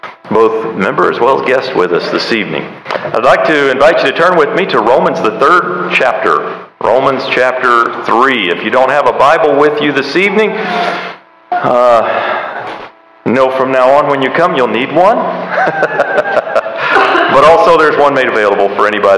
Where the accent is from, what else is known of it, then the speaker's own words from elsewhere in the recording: United States; I love being an American.